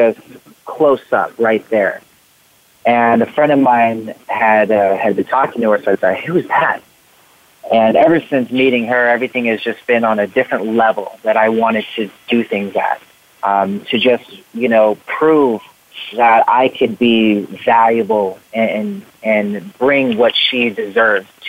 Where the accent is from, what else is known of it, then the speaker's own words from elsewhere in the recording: Riverside, California, United States; I was born in Riverside, California. So I was born and raised, and I mean, I've literally, like, lived only in California